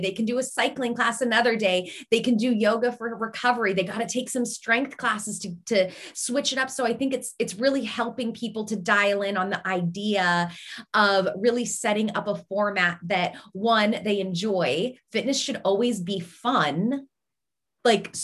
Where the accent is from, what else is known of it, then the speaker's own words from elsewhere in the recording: Seattle, Washington, United States; moved away as an adult; now in Pittsburgh, United States; I'm originally from Seattle